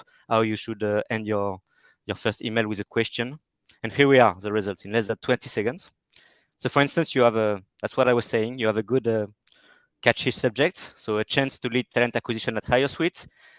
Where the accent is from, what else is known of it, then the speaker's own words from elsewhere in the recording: France; accent: French; English is a second language; France. Perfect. You can hear it from my accent.